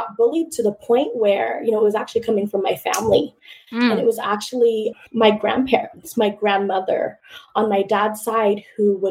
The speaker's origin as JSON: {"language": "English", "town": "Richmond", "region": "California", "country": "United States", "tie": "born or raised there", "said": "I'm originally from the Bay Area, from Richmond, from East Bay, you know, we're a Raiders family, we're a Warriors family."}